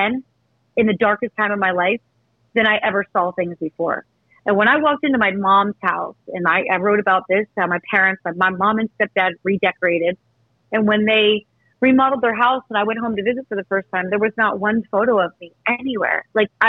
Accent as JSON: {"language": "English", "region": "Eastern Pennsylvania", "country": "United States", "tie": "born or raised there", "moved": "as an adult", "lives_now": "New York, United States", "said": "go to my hometown and not see my parents"}